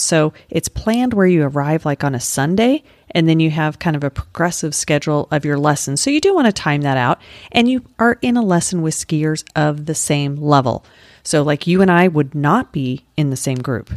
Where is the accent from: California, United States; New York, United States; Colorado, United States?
Colorado, United States; moved away as an adult; also born or lived in Utah; now in Florida, United States; my home state of Colorado or where I lived after college, which was in Utah